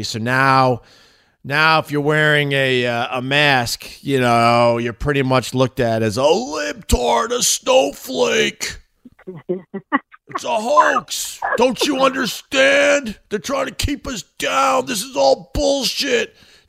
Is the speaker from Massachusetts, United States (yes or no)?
yes; Boston, Massachusetts, United States; accent: Boston; I think I got to get my Boston accent back.